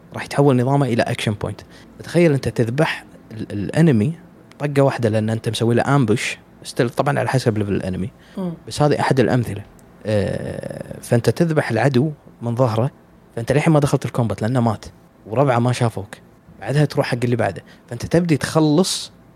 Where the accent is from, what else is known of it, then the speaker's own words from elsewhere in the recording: Kuwait; في الديوانيه عندنا بالكويت